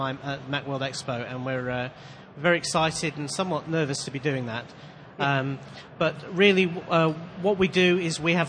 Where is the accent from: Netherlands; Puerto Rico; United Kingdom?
United Kingdom; Manchester, North West England; as you can probably tell from my accent, I'm not a particularly local boy. I'm from Manchester in the United Kingdom.